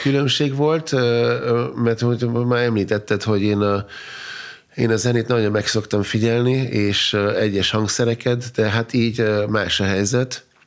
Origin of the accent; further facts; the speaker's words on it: Austria; first language German; Hungarian is a second language; also born or lived in Vienna / Hungary; én, mint osztrák, mert mégis osztrák állampolgár vagyok, Ausztriában születtem, e, német a nyelvem